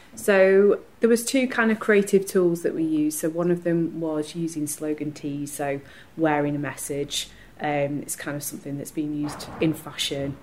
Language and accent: English; Stretford, North West England, United Kingdom; I'm also from Stretford, I'm the creative director for Stretford Stride